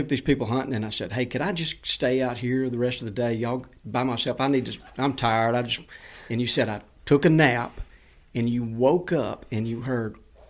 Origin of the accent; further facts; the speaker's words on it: Alabama, United States; moved away; So growing up in Alabama, I just had wood ducks to hunt, basically.